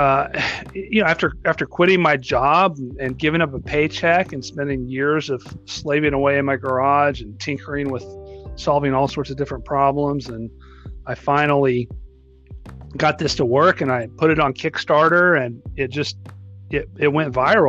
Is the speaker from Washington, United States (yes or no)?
no; North Texas, United States; also born or lived in Colorado; I was born and raised in North Texas